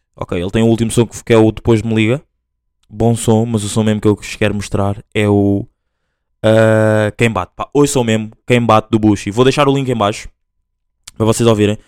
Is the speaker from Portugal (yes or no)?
no; Angola; moved away; eu sou mesmo full angolano, tipo, nasci lá